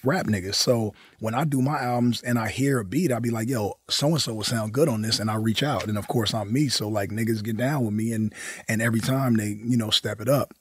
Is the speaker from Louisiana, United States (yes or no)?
no; Compton, California, United States; I was from the West Coast